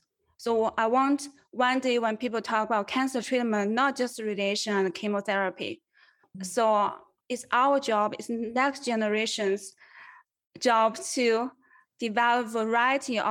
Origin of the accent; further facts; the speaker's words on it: China; moved away as an adult; also born or lived in Los Angeles; now in United States; I grew up in China, in rural countryside, very undeveloped region.